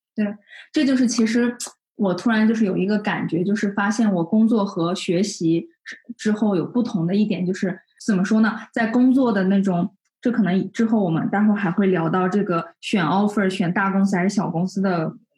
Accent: Xining, Qinghai, China; 我来自青海西宁

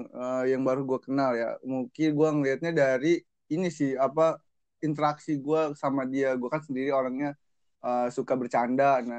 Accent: Bogor, West Java, Indonesia; born there; gua lahir di Bogor 14 November

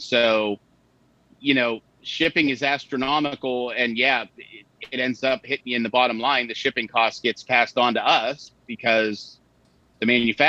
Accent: halfway between Erie and Pittsburgh, Pennsylvania, United States; I'm back living in my hometown where I grew up. It's about halfway between Erie and Pittsburgh, out in the middle of the boonies. Been here pretty much my whole life, with the exception of a month or so I went to work for a place down in DC before I came back up to Pennsylvania.

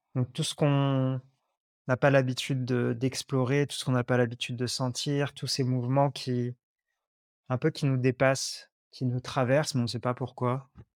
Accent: Lyon, Auvergne-Rhône-Alpes, France; moved away as an adult; also born or lived in Lot; j'habitais longtemps à Lyon, j'ai grandi à Lyon

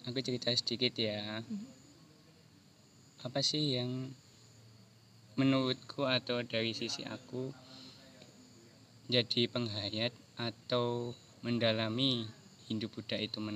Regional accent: Java, Indonesia; oh ternyata aku orang Jawa. Oh iya orang Jawa itu Eh, terkena terkenal dengan tata krama, terkenal dengan eh, istilahnya unggah-ungguh.

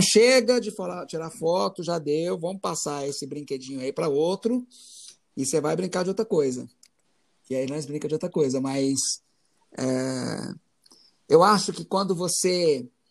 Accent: Goiás, Brazil; moved away as an adult; also born or lived in Itumbiara / São Paulo / Rio de Janeiro; now in Goiânia, Brazil; eu sou goiano

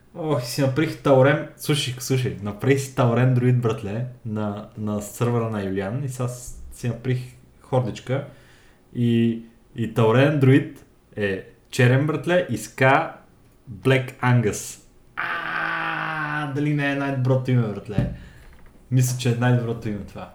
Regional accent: Bulgaria; я съм българин

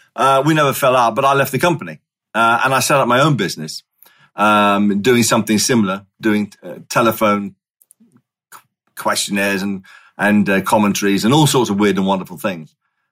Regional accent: Singapore; moved away as an adult; I was born and raised in Singapore, right? And I didn't leave there until I was 18. So I'm a Singaporean by birth. I'm a Singaporean by education. I'm a Singaporean through and through.

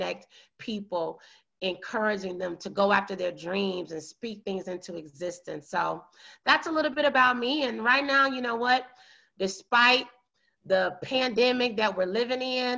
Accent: small town south of Chicago, Illinois, United States; I'm from a small town in the United States of America, south of Chicago, Illinois. And I, you know, was born and raised there

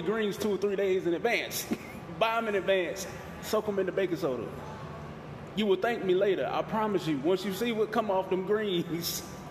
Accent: the South, United States; we're from the South.

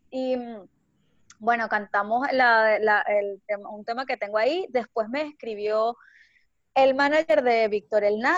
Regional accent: Venezuela; moved away; Bueno, sabes que yo me vine de Venezuela para acá en, autobús. Duré 26 días viajando.

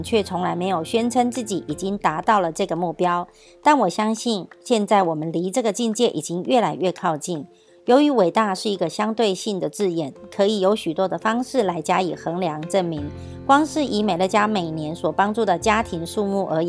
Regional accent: Miaoli, Miaoli County, Taiwan; ，今天要为大家导读的主题是通往伟大的起点

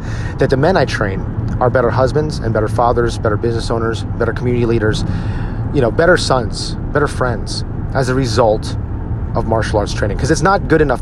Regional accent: United States; as a Filipino American, as an Asian American

